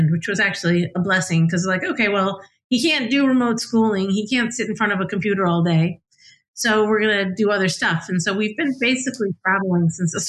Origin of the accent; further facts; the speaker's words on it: United States; also born or lived in Scotland; as an American